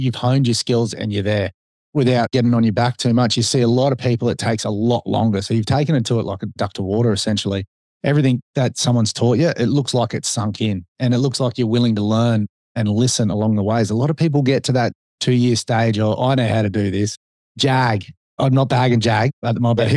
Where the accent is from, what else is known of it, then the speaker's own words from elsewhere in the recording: Sunshine Coast, Queensland, Australia; we were born and bred on the Sunshine Coast